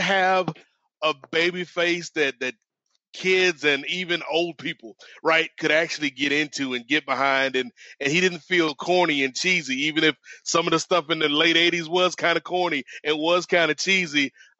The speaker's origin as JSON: {"language": "English", "region": "Virginia", "country": "United States", "tie": "born or raised there", "also_born_or_lived": "Atlanta, Georgia / Baltimore, Maryland", "said": "I was born in Atlanta, you know, spent time growing up in Baltimore, and most of my childhood was spent in Virginia."}